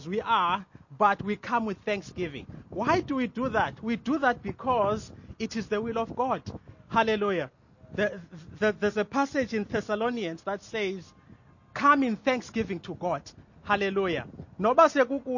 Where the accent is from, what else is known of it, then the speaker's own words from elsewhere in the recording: Mthatha, Eastern Cape, South Africa; I'm from Mtata